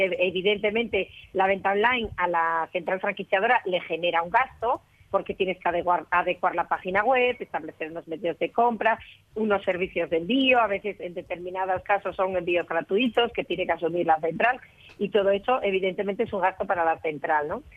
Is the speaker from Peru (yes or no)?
no; Spain; yo soy la única española que participa en ese simposio